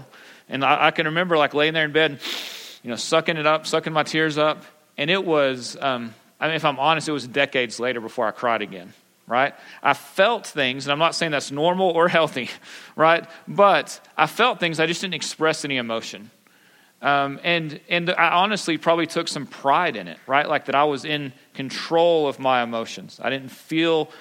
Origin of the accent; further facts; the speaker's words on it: Pampa, Texas, United States; I grew up in Pampa. I'm a good West Texas boy